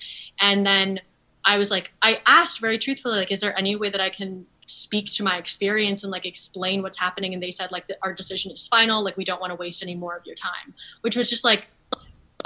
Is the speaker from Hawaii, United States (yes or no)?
no; New Haven, Connecticut, United States; I didn't have a very Asian filled community growing up in New Haven